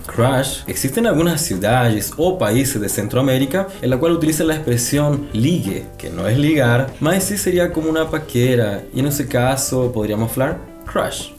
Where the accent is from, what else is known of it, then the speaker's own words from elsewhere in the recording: Santiago, Santiago Metropolitan Region, Chile; Eu sou do Chile, especificamente de Santiago, que é a capital.